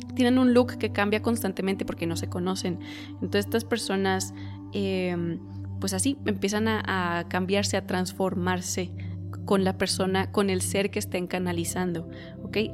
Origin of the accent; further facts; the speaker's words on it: Mexico; yo soy de México y aquí la gente es bien conservadora